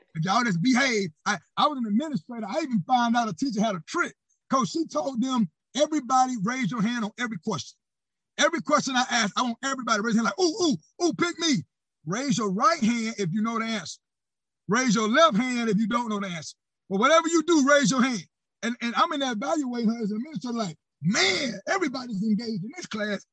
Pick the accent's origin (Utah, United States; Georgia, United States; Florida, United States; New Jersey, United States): Florida, United States; Panama City; I'm born and raised in Panama City, Florida